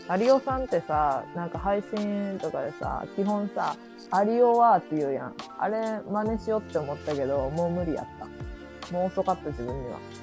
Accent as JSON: {"language": "Japanese", "region": "Mie", "country": "Japan", "accent": "Mie dialect"}